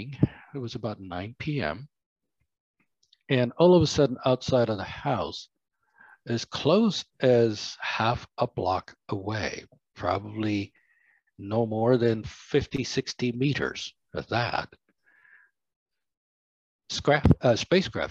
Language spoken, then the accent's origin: English; Cuba; now in United States; I was born in Cuba